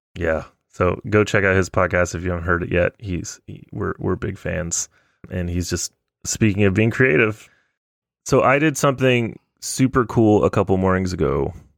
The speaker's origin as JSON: {"language": "English", "region": "Texas", "country": "United States", "said": "I'm from Texas. We don't joke about tackle football"}